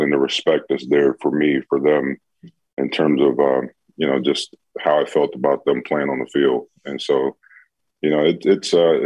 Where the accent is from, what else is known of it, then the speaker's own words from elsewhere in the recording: Chicago, Illinois, United States; I grew up in Chicago, so grew up a Bear fan